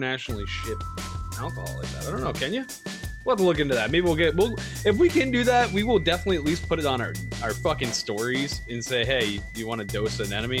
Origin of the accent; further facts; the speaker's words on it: United States; I'm from America